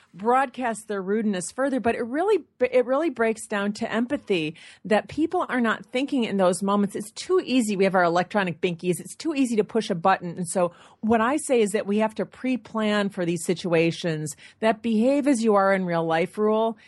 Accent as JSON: {"language": "English", "region": "Michigan", "country": "United States", "said": "I'm from Michigan"}